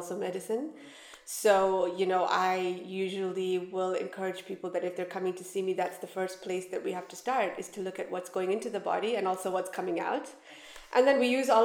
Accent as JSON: {"language": "English", "country": "Canada", "moved": "as an adult", "lives_now": "Dubai, United Arab Emirates", "said": "I studied in Canada, where we're from"}